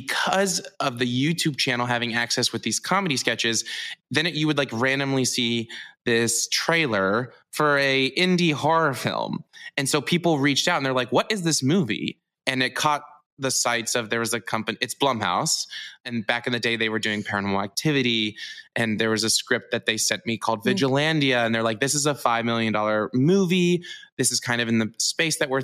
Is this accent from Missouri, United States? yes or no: yes; Missouri, United States; moved away; I'm from Missouri